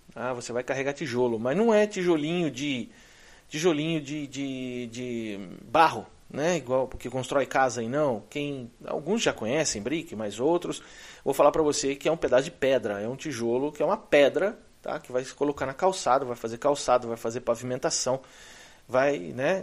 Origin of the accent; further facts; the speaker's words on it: Brazil; moved away as an adult; now in United States; Eu vim de lá. Eu vim do Brasil.